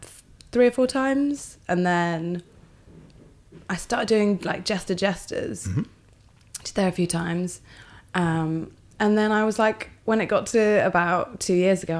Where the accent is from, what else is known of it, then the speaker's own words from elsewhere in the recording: North Wales, United Kingdom; moved away as an adult; now in London, United Kingdom; I'm from North Wales, which is like the awesome bit.